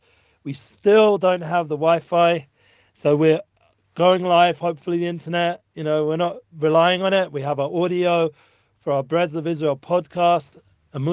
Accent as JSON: {"language": "English", "region": "England", "country": "United Kingdom", "moved": "yes", "said": "I'm from England originally, and I'm a Jew"}